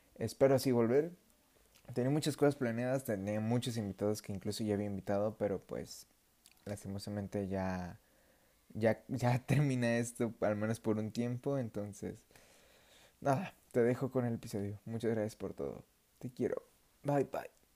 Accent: Mexico; yo soy mexicano

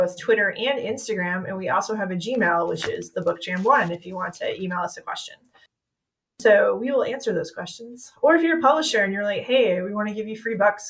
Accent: Georgia, United States; I am from Georgia.

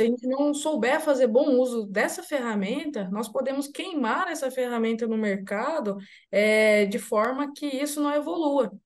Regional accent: Rosário do Ivaí, Paraná, Brazil; now in Jundiaí, Brazil; eu sou paranaense, sou de Rosário do Ivaí, do Vale do Ivaí, ali centro-norte do estado do Paraná

